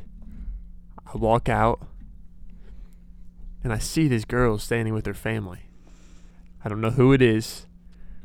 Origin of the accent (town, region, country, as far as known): Whiteland, Indiana, United States